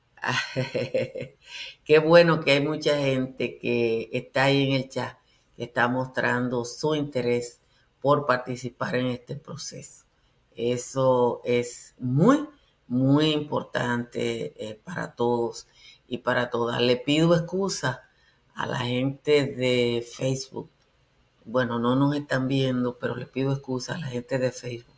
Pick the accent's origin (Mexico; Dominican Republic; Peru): Dominican Republic; Nizao, Peravia; la sindicatura de Nizao, que es mi pueblo